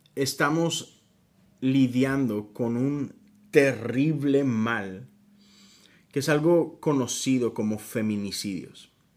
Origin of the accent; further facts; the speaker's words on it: Mexico; México, que es mi país de origen